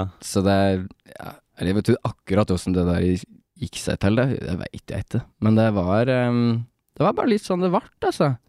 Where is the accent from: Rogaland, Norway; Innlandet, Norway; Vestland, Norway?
Innlandet, Norway; Toten; vi kommer jo fra Toten